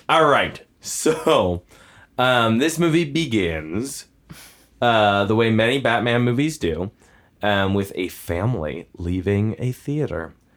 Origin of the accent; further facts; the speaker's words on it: near Six Flags Great Adventure, New Jersey, United States; I grew up near Six Flags Great Adventure